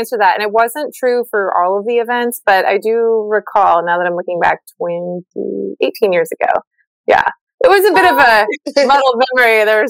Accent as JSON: {"language": "English", "town": "Charleston", "region": "South Carolina", "country": "United States", "tie": "born or raised there", "also_born_or_lived": "Southern California", "said": "I am from Charleston, South Carolina."}